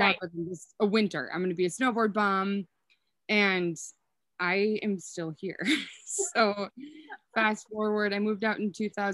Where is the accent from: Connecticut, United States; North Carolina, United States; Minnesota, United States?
Minnesota, United States; Willmar; accent: Minnesotan; now in Sandpoint, United States; I don't think I have a strong Minnesotan accent. So I'm from Wilmer, and then I graduated from my first undergraduate degree from the U of M.